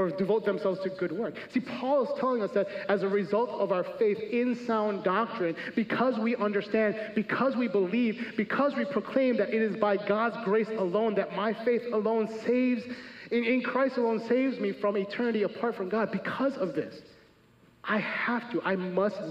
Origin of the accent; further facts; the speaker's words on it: Chicago, Illinois, United States; I'm from America, born and raised.